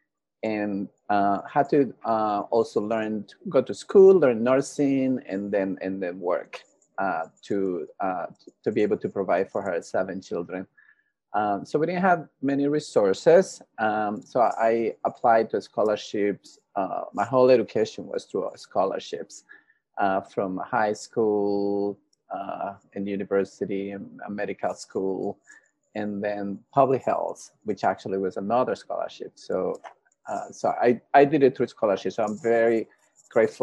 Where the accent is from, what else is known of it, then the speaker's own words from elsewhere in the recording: Tegucigalpa, Francisco Morazán, Honduras; now in United States; I'm from Honduras, from the capital city, Tegucigalpa. I was born and raised in Honduras